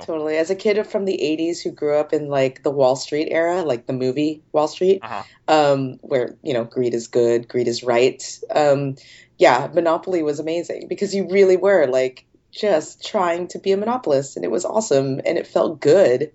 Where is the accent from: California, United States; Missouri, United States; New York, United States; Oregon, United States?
California, United States; I grew up in California